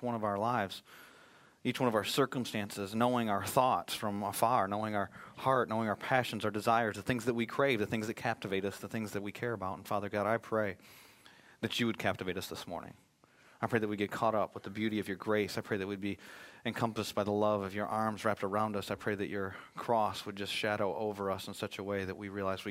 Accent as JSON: {"language": "English", "region": "Michigan", "country": "United States", "tie": "born or raised there", "moved": "yes", "said": "I was born and raised in Michigan"}